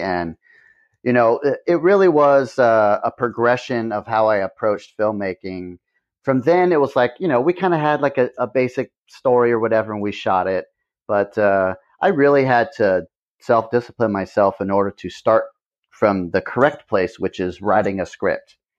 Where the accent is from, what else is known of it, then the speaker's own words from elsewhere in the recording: Hanford, California, United States; now in Ventura, United States; I didn't care much for the mentality of my hometown